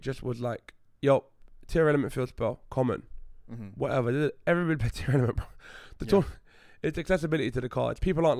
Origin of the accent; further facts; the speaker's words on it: London, United Kingdom; because I'm from London.